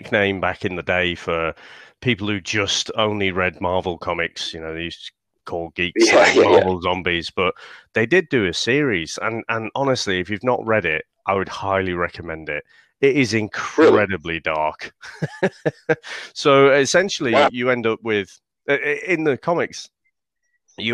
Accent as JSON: {"language": "English", "country": "United Kingdom", "said": "being a Brit"}